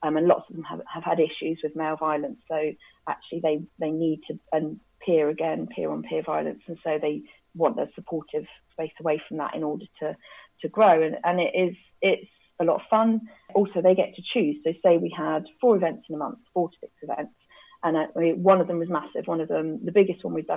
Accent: Cambridge, East of England, United Kingdom; Cambridge is my hometown, I then got a job at a charity called Romsey Mill, which, funnily enough, I went to as a kid

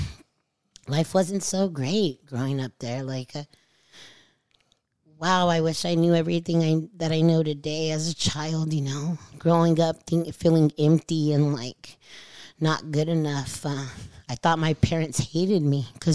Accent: Hemet, California, United States; being born in Hemet, California

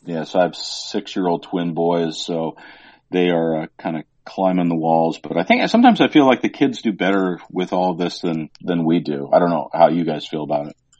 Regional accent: the Northwest, Pacific Northwest, United States; someone who grew up in the Northwest

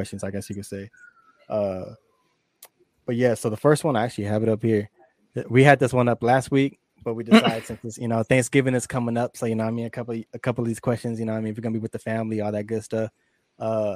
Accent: San Diego, California, United States; moved away; I'm from San Diego

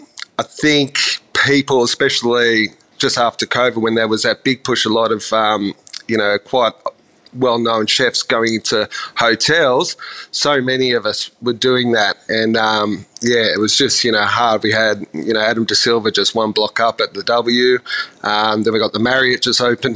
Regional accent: Ballina, New South Wales, Australia; also born or lived in Sydney, Australia; Yeah, I sort of grew up New South Wales, born and raised in a little place called Ballina, south of Byron, for many years up until I was in about primary school, and then family moved to Sydney

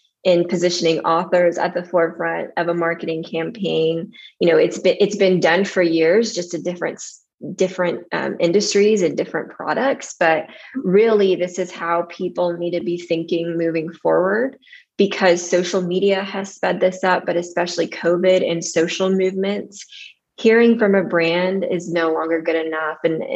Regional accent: Odessa, Texas, United States; moved away as an adult; also born or lived in Austin, Texas; growing up in Odessa in West Texas

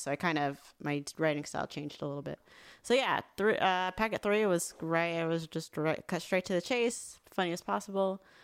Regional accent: Los Angeles, California, United States; also born or lived in Riverside, California; I'm from the Valley. I'm from

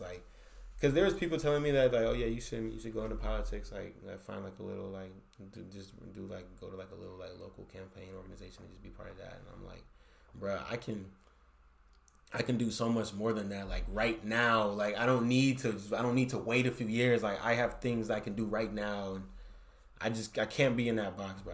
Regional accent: San Francisco, California, United States; from San Francisco, bro. I'm from the Bay

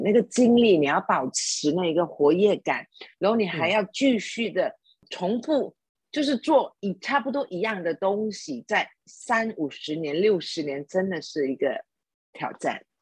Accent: Sabah, Malaysia; now in Kuala Lumpur, Malaysia; 从沙巴州来到，呃，吉隆坡，就从一个乡下就躲无我的，我，我长大的地方，从一个菜市场，我就在那边卖鱼

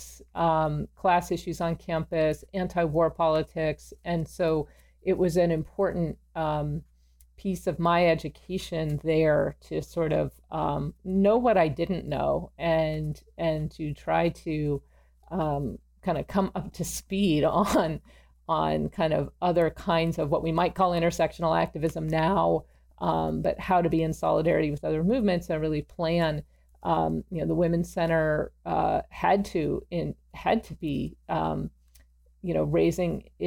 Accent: Pasadena, California, United States; moved away as an adult; also born or lived in Princeton, New Jersey; I grew up in Pasadena, so I was in the shadow of Caltech

